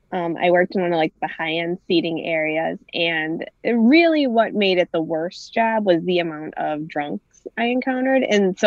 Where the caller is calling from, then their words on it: Milwaukee, Wisconsin, United States; I'm in Milwaukee.